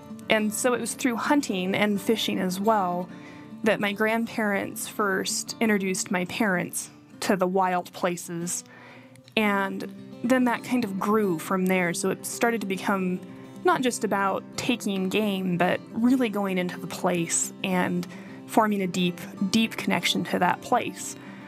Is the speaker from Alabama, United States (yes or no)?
no; Rawlins, Wyoming, United States; My brother and I were born in Rawlins, Wyoming, but we were raised in the Red Desert. These wide horizons, the sweep of sky against earth, are our home.